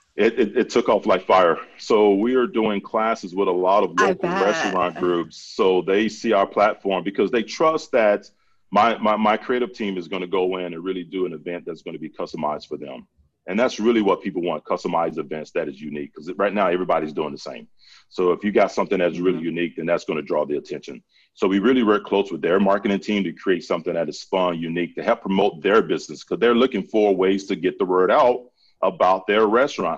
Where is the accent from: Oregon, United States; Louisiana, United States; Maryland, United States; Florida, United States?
Florida, United States; Central; I grew up in Central Florida